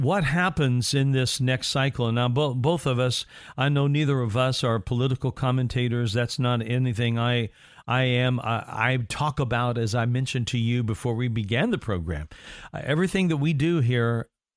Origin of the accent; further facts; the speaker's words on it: Indiana, United States; moved away; my home state of Indiana